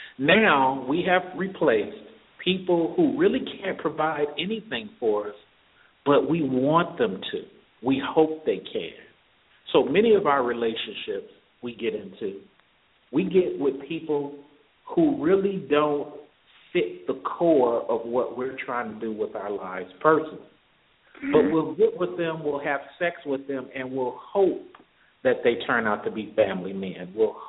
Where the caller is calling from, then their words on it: Atlanta, Georgia, United States; calling from Atlanta.